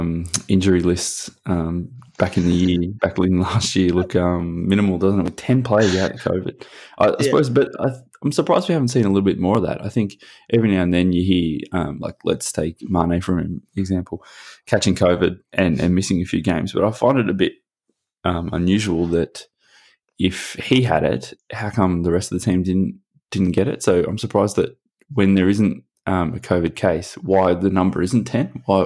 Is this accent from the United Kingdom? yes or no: yes; Liverpool, North West England, United Kingdom